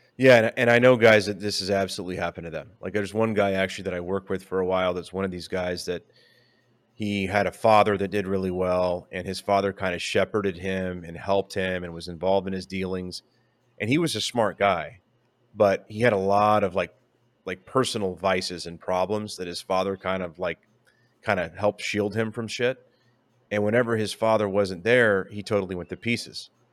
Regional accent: San Antonio, Texas, United States; I'm like from San Antonio.

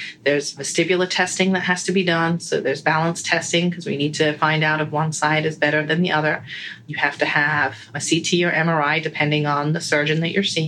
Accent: England, United Kingdom; moved away as an adult; also born or lived in United States; now in Sarasota, United States; I was born and raised in England, and then I moved to the States when I decided to become an audiologist

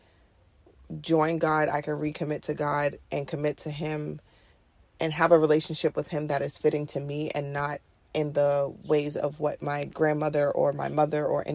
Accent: New York City, New York, United States; I'm from Queens, New York City. I'm born and raised here.

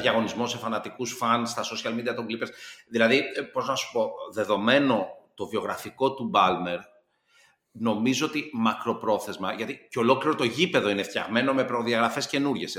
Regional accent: Greece; ως Έλληνας ε, πολίτης

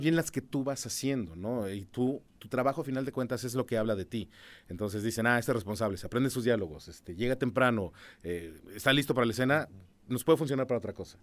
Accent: San Juan del Río, Querétaro, Mexico; Yo viví casi toda mi infancia en San Juan del Río

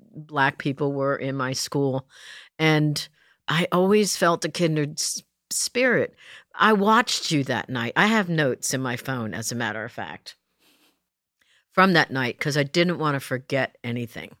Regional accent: New Jersey, United States; moved away; I was raised in Jersey

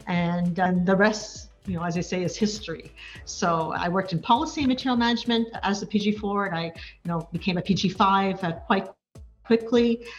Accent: Laval, Quebec, Canada; moved away as an adult; also born or lived in National Capital Region; I'm originally from Laval, Quebec, which is a suburb of Montreal.

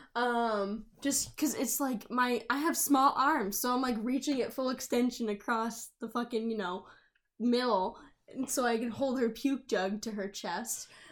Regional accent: southern New Hampshire, United States; I live in southern New Hampshire

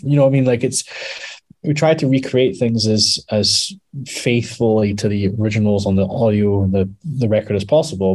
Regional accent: Scotland, United Kingdom; we're mostly Scottish, mostly

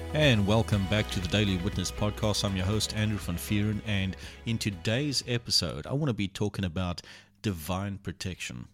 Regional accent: Port Elizabeth, Eastern Cape, South Africa; also born or lived in Port Alfred; we moved to Port Alfred and from Port Alfred back to Port Elizabeth

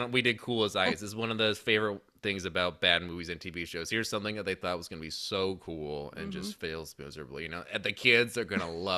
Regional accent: Auburn, California, United States; there were furries in my hometown that would come into this costume shop

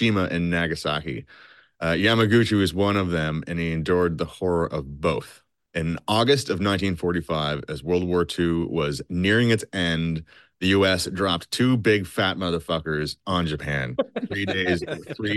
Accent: Canada; I'm from Canada, eh?

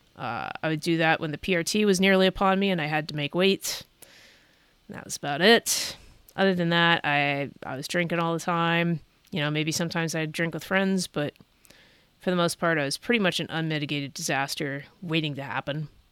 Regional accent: Bay Area, California, United States; I was born in the Bay Area of California

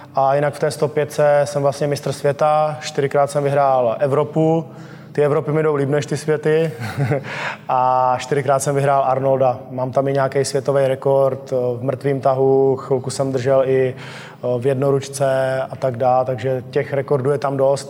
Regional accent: Czechia; jsme jako Češi silný národ

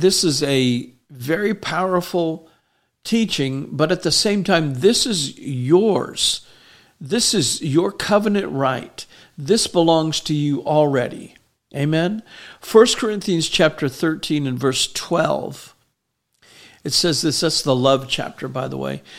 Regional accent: Miami, Florida, United States; moved away as an adult; now in Tennessee, United States; I grew up in Miami, south of Miami

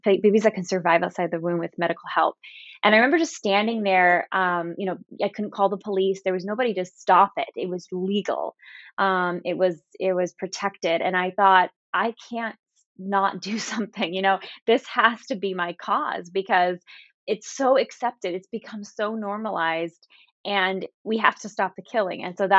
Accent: San Jose, California, United States; I'm from a big family, one of eight kids. My parents were pro-life, but they weren't activists. And I grew up in Northern California in San Jose.

